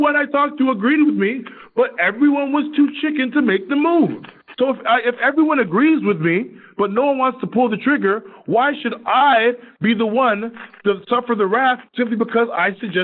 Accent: Toronto, Ontario, Canada; We're both from Toronto

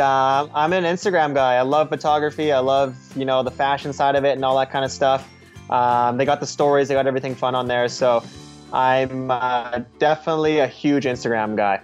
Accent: Beaumont, Alberta, Canada; now in Vancouver, Canada; my hometown, Beaumont

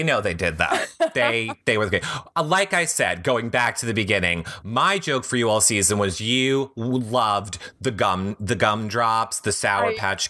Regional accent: New York, United States; we're from New York.

